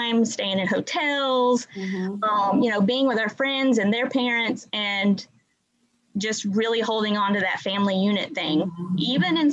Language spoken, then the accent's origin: English; Warner Robins, Georgia, United States; also born or lived in Marietta, Georgia; I grew up in Warner Robins, Georgia.